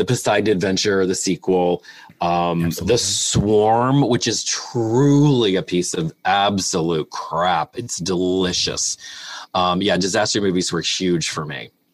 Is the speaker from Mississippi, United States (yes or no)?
no; West Virginia, United States; moved away as an adult; now in Los Angeles, United States; my hometown in West Virginia